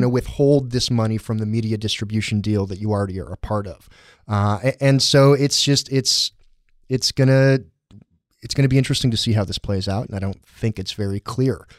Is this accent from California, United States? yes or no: yes; San Diego, California, United States; born and raised in San Diego